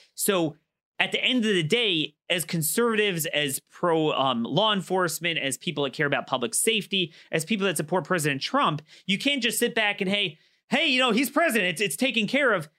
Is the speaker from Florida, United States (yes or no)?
no; Baltimore, Maryland, United States; my hometown of Baltimore